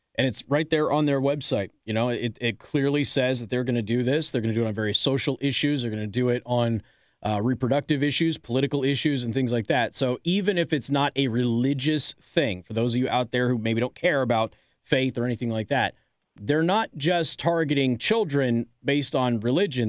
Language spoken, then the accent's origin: English; Las Vegas, Nevada, United States; now in Michiana, United States; my hometown of Las Vegas